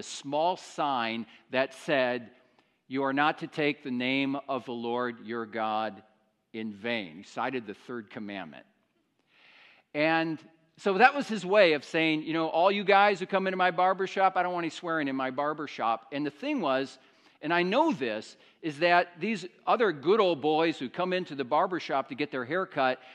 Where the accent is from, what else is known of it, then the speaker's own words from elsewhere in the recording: Iowa, United States; moved away; I grew up in the States, in the state of Iowa, which is very agricultural territory, and I grew up in a small Iowa town